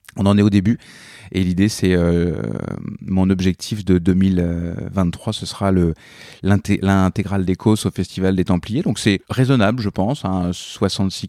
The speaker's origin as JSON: {"language": "French", "region": "Normandy", "country": "France", "tie": "born or raised there", "also_born_or_lived": "Montreal, Canada / Paris, France", "moved": "as an adult", "said": "je suis né, j'ai grandi en Normandie"}